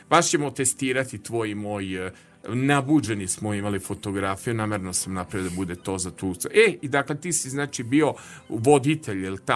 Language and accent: Croatian; Novi Sad, Vojvodina, Serbia; bio sam najkovrđaviji, najmršaviji čovek na detelinari